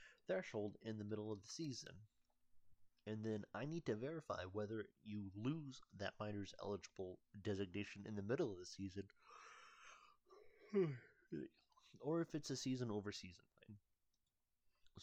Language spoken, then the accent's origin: English; United States; I'm from the United States